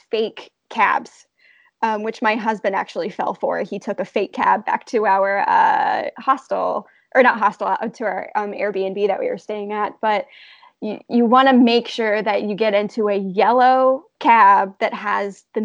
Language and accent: English; United States; also born or lived in Florida; growing up in America